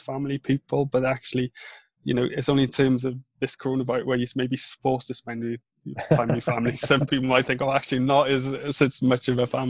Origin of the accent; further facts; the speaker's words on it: Wales, United Kingdom; first language Welsh; English is a second language; moved away; also born or lived in north of England; Welsh is my first language in terms of my mum and my dad speak Welsh